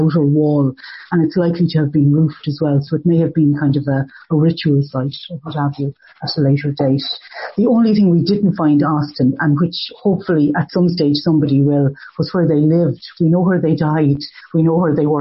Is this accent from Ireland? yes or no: yes; Ballinasloe, Connacht, Ireland; I'm from Ballinasloe